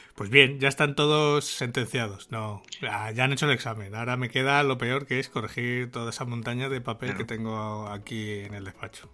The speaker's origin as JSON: {"language": "Spanish", "country": "Spain", "said": "cómo somos los españoles"}